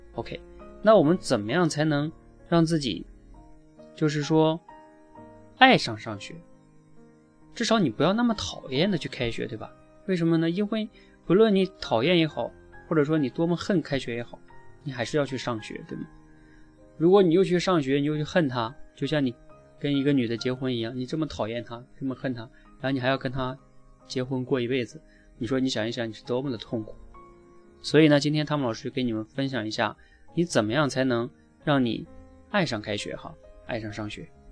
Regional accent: Northeast China, China; moved away; 我在一个东北的农村长大

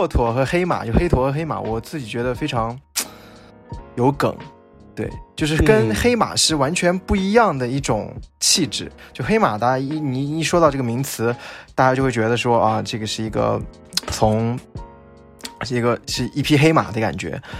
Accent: Xinjiang, China; 我是来自新疆的，

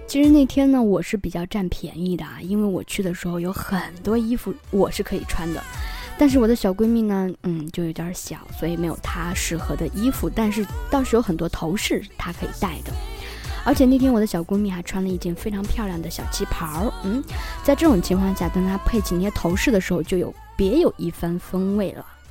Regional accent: northern China, China; moved away; 我是一个北方人

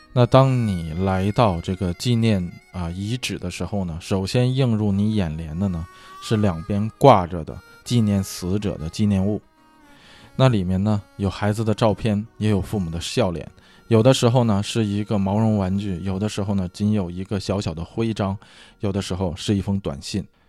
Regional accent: China; now in United States; 在咱们中国啊，在咱们国内

